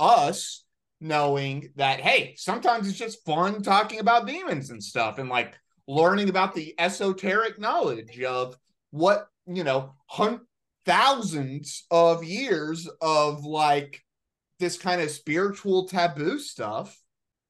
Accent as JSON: {"language": "English", "region": "Arkansas", "country": "United States", "tie": "born or raised there", "moved": "yes", "said": "where we grew up in Arkansas"}